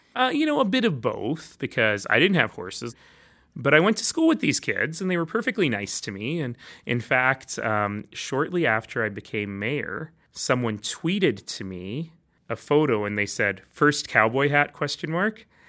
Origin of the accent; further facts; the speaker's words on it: Calgary, Alberta, Canada; also born or lived in Toronto / Red Deer; ended up in Calgary, where I grew up.